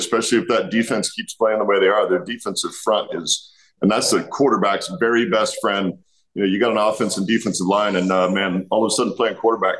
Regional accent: West Coast, United States; growing up on the West Coast

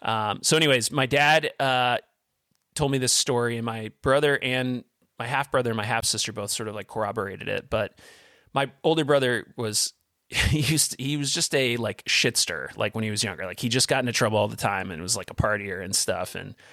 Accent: Vermont, United States; we grew up in Southern Vermont. So a lot of the old farmhouses are 200 plus years old.

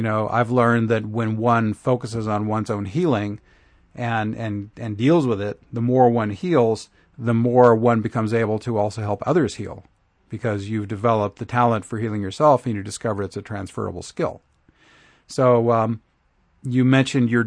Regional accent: Oklahoma, United States; moved away as an adult; now in Asheville, United States; I grew up in Oklahoma and lived there for 41 years.

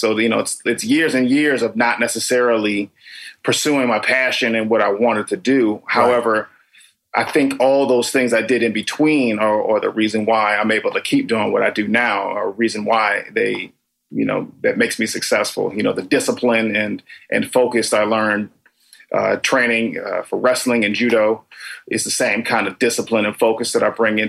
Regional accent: Danbury, Connecticut, United States; now in Los Angeles, United States; Originally, I'm from Danbury, Connecticut.

